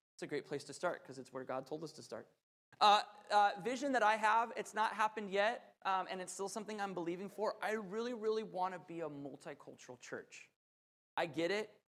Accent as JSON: {"language": "English", "region": "Southern California", "country": "United States", "tie": "born or raised there", "said": "I grew up in Southern California"}